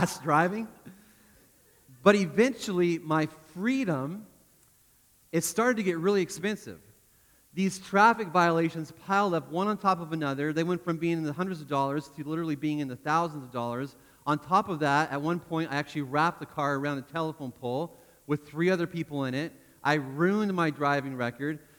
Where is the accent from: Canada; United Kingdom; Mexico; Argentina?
Canada; moved away; I grew up in Canada